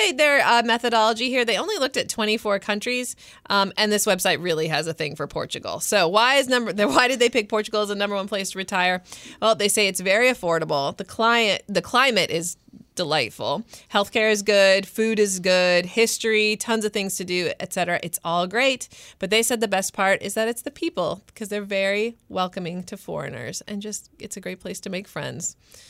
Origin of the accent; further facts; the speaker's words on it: United States; I love being American, though.